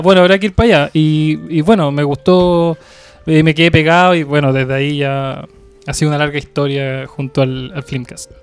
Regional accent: Valparaíso, Chile; soy de Valparaíso

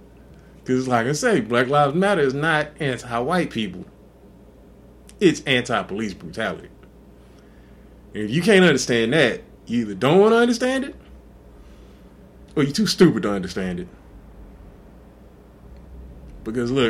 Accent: Texas, United States; I'm from Texas

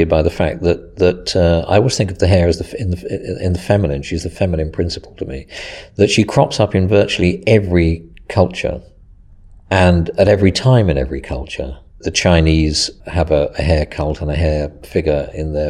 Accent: Mid-Bucks, South East England, United Kingdom; also born or lived in Devon; I was born in Devon. I grew up in Mid-Bucks

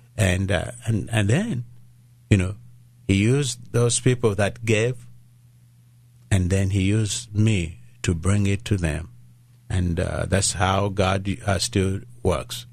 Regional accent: Uganda; first language Luganda; English is a second language; moved away; I was born in Uganda

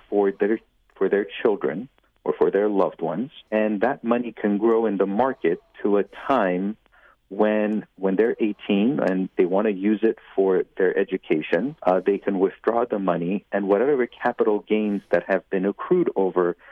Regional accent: Los Angeles, California, United States; I grew up growing up in the West Valley in Winnetka

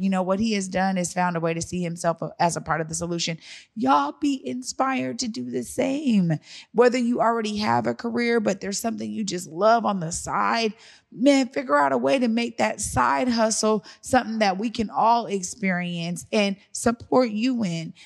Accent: Seattle, Washington, United States; moved away; I'm from Seattle, but I've lived in other places, i, throughout the world

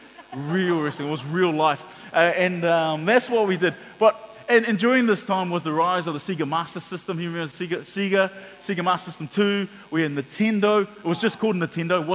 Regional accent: Auckland, New Zealand; we grew up in Mangere, and so we went to the local town centre, Mangere Town Centre

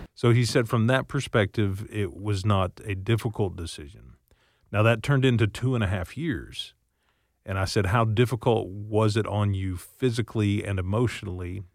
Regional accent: Seminole, Oklahoma, United States; I grew up in Seminole, which is about an hour away from Oklahoma City

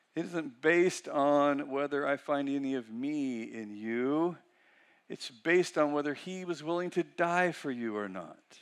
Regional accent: Weaverville, California, United States; I'm from Weaverville

